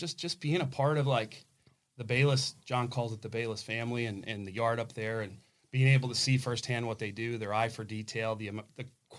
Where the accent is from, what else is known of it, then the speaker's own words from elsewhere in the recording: Byron Center, Michigan, United States; moved away; I grew up in Byron Center, Michigan on a cow farm.